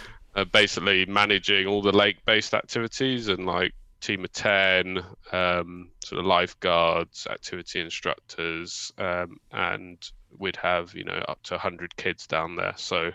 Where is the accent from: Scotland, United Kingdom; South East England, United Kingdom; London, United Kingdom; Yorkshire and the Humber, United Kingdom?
London, United Kingdom; I grew up in Hackney, so I know the area quite well.